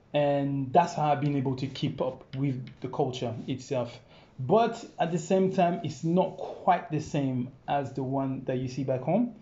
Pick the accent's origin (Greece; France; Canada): France; English is a second language; moved away as an adult; also born or lived in Congo; now in London, United Kingdom; born in Congo actually, yeah. and I left there when I was five years old, and then I went to France. And I lived in France, kind of like I think about 15 years